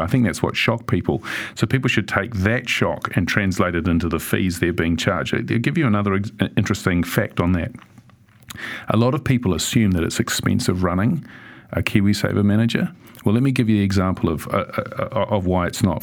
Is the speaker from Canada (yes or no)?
no; Auckland, New Zealand; growing up in Sunnyvale